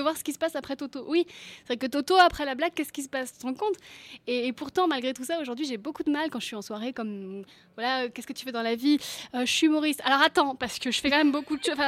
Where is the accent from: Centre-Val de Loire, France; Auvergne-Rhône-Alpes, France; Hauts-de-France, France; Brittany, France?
Brittany, France; je suis bretonne